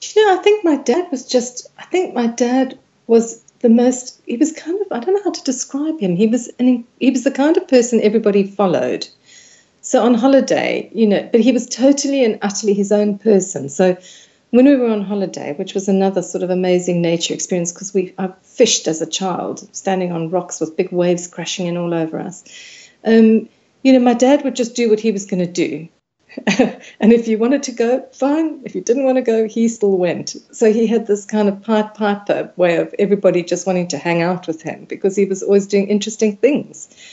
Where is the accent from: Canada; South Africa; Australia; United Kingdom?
South Africa; I grew up in South Africa